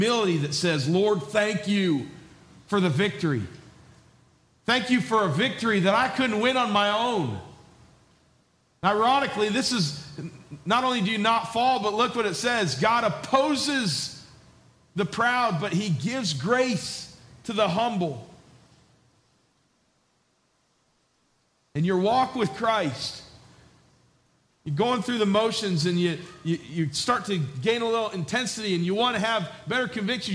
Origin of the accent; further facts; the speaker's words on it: New York, United States; also born or lived in Georgia; I was a southern boy from Georgia, even though I grew up in New York.